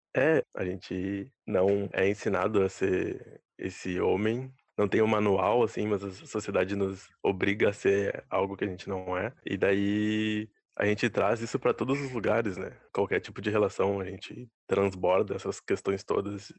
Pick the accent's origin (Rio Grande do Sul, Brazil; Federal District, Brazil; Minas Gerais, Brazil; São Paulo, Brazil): Rio Grande do Sul, Brazil; Bagé; now in Porto Alegre, Brazil; Eu sou natural de Bagé, né? Daí quando eu me mudei aqui para Porto